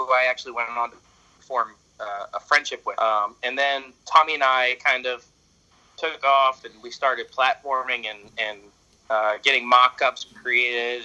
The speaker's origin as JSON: {"language": "English", "town": "Philadelphia", "region": "Pennsylvania", "country": "United States", "said": "I'm from Pennsylvania in the United States, uh, specifically Philadelphia"}